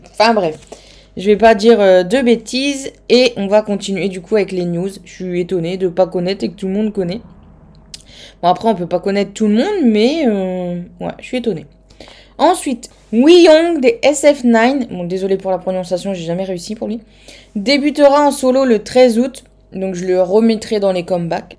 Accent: the North, Nord, France; accent: Nord; mon accent du Nord

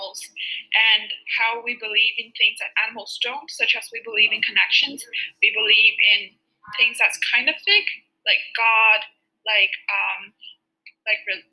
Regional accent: Shanghai, China; I come from Shanghai and I'm 14 years old

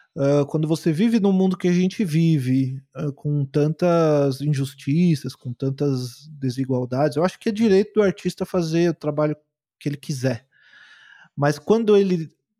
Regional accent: Guarulhos, São Paulo, Brazil; eu fui criado em Guarulhos, lá em São Paulo, sou um cara da periferia

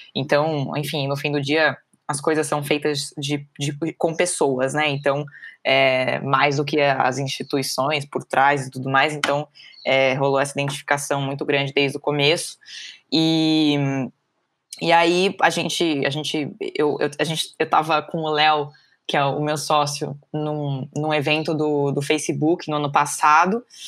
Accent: São Paulo, Brazil; sou aqui de São Paulo

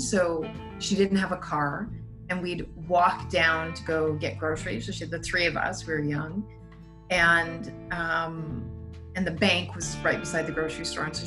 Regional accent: Montreal, Quebec, Canada; moved away; I grew up in initially in Montreal

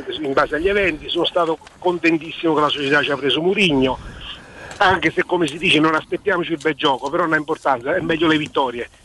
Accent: Marino, Lazio, Italy; now in Frosinone, Italy; io sono stato, eh, eh, diciamo, eh, riportato a Frosinone, perché io nativo sono, sono di Marino

